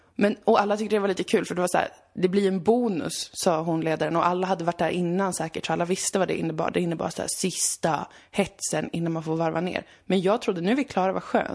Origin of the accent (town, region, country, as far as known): Umeå, Västerbotten County, Sweden; born or raised there; moved away